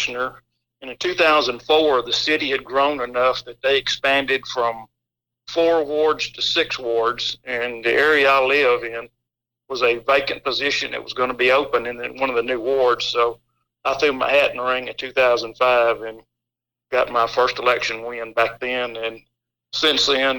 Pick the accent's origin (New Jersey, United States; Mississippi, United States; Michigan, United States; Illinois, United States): Mississippi, United States; Olive Branch; I was born and raised right here in Olive Branch